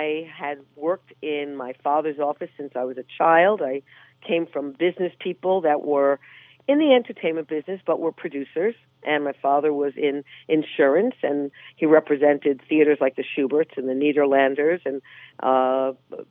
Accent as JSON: {"language": "English", "town": "New York City", "region": "New York", "country": "United States", "said": "I'm a New Yorker"}